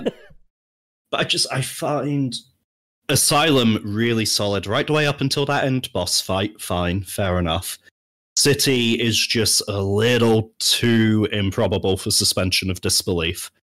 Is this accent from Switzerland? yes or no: no; United Kingdom; I'm British